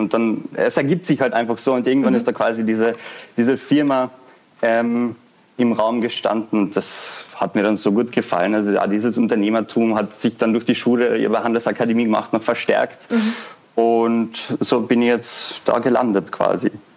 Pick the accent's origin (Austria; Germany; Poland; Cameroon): Austria; Vienna; ich komme aus Wien, bin 21 Jahre alt